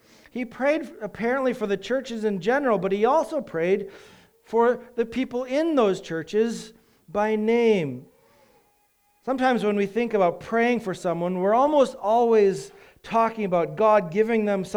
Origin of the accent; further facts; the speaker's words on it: United States; we do as an American society